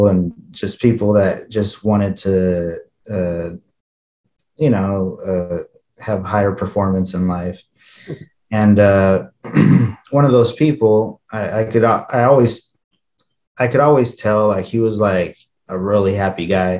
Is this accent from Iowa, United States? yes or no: no; Holcomb, Kansas, United States; English is a second language; also born or lived in Ojinaga, Chihuahua, Mexico; And so I was raised in a little town called Holcomb, Kansas, a little suburb of another little town called Garden City, Kansas.